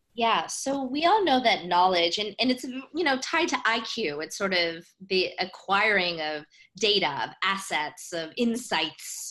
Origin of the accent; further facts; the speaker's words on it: United States; growing up as an Indian immigrant kid mm. in the US